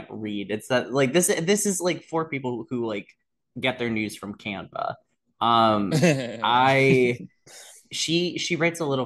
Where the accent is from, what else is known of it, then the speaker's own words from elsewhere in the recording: Potomac, Maryland, United States; growing up in Potomac, Maryland